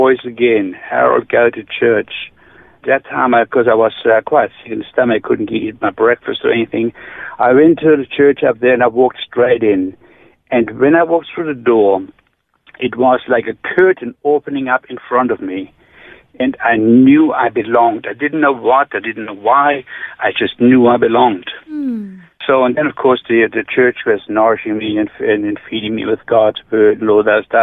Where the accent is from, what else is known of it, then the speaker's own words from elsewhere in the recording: near Ulm, Baden-Württemberg, Germany; English is a second language; moved away as an adult; now in Australia; I grew up near Ulm. That's Stuttgart. That's the south part of Germany, near Lake Constance